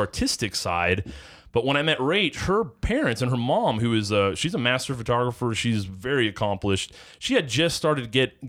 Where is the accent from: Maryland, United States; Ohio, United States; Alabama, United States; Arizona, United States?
Ohio, United States; Cleveland; now in Charleston, United States; I am originally from the Cleveland, Ohio area, Northeast Ohio, which pretty much spent my whole upbringing there.